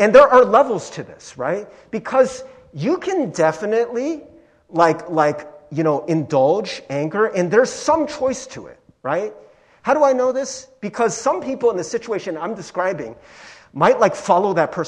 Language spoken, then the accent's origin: English; Cincinnati, Ohio, United States; growing up in Cincinnati, I was like one of the few Asian kids in Cincinnati